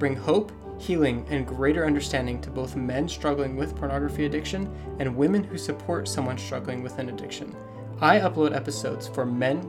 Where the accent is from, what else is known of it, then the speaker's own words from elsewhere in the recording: Utah, United States; I was born and raised in Utah.